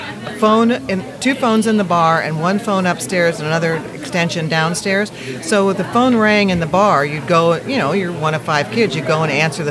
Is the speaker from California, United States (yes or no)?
yes; Palo Alto, California, United States; also born or lived in Denver / Montreal; Palo Alto. I was born and raised in Palo Alto, middle of five, big Irish Catholic family.